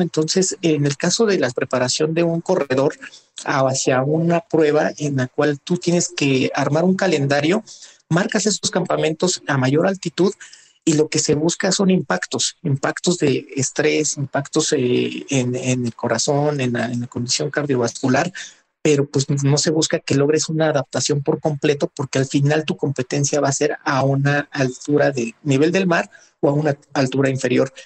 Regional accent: Mexico City, Mexico; Nací en, en la Ciudad de México. Soy, pues, oriundo de, de la Magdalena Contreras

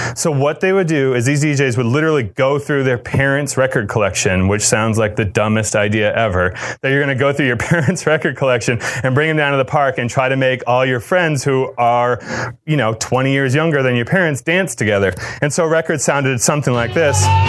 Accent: Cape Cod, Massachusetts, United States; I grew up in Cape Cod

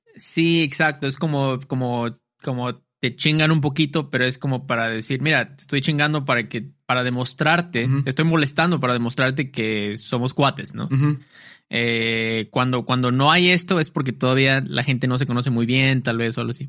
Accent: Veracruz, Mexico; now in Xalapa, Mexico; a mí me decían el jarocho aquí, en Jalapa. Varias personas me dicen, ah, el jarocho, porque soy del puerto de Veracruz

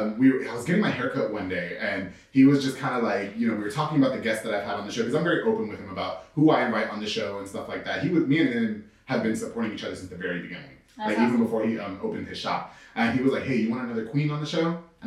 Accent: Long Island, New York, United States; now in Waco, United States; I'm from New York, so I really don't know.

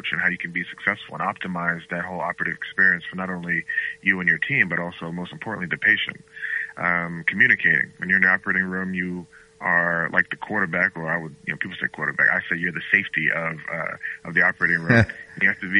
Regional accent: Galloway, New Jersey, United States; also born or lived in Bahamas; now in Boston, United States; grew up in South Jersey, a town called Galloway, right outside of Atlantic City

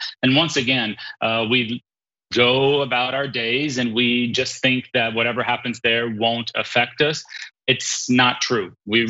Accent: Brazil; moved away as an adult; now in New York, United States; I was born and raised in Brazil, but I've been living in New York for 20 years.

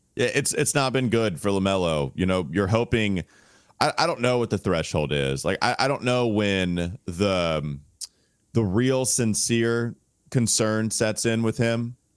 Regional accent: Catawba County, North Carolina, United States; I grew up in Catawba County

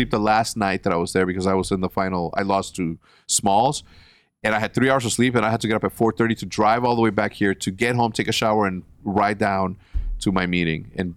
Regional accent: Chicago, Illinois, United States; we're from Chicago

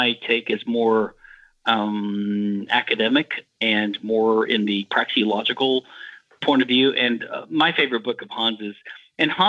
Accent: Louisiana, United States; moved away as an adult; also born or lived in Houston, Texas / Philadelphia, Pennsylvania; I'm from Louisiana.

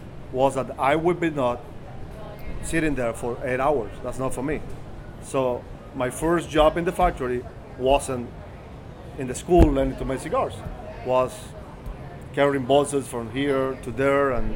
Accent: Havana, Cuba; moved away; I was born and raised in Havana, Cuba

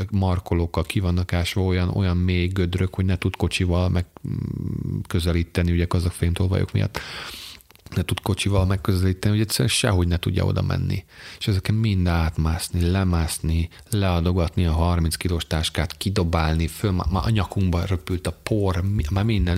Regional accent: Hungary; magyarok vagyunk

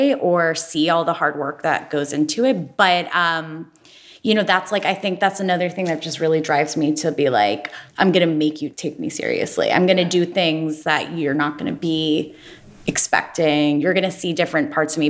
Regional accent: Ohio, United States; now in New York City, United States; I'm from Ohio, which is like not a fashion capital, shockingly.

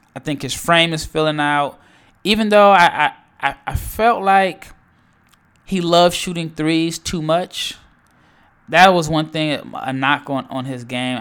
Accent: Nebraska, United States; I am from Nebraska

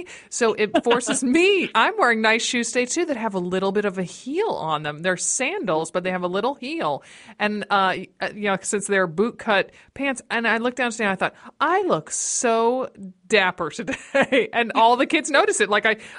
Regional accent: Stamford, Connecticut, United States; I grew up in I grew up in Stamford.

